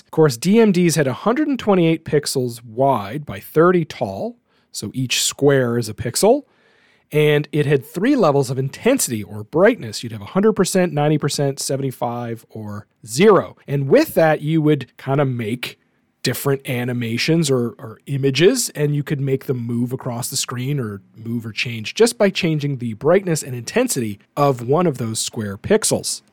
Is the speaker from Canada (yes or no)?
yes; Canada; as a Canadian